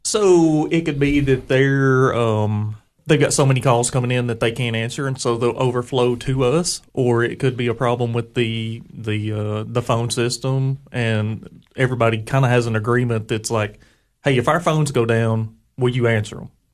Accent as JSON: {"language": "English", "area": "Putnam County", "region": "Tennessee", "country": "United States", "tie": "born or raised there", "said": "I grew up in Putnam County"}